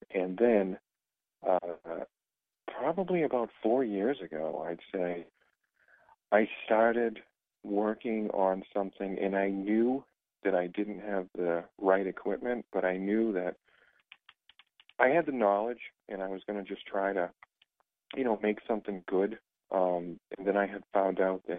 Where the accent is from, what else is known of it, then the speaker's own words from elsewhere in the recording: East Bridgewater, Massachusetts, United States; as a kid growing up in East Bridgewater